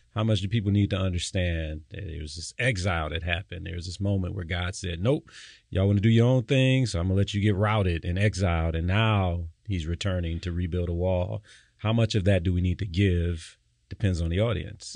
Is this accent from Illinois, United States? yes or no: no; Detroit, Michigan, United States; I grew up in Detroit